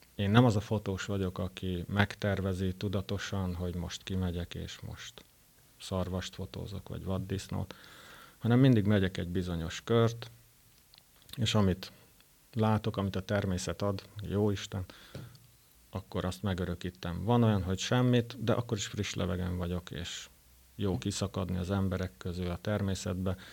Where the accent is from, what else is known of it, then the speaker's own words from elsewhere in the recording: Szekszárd, Tolna, Hungary; nagyon szeretem Szexárdot is, kisváros, de hát ide születtem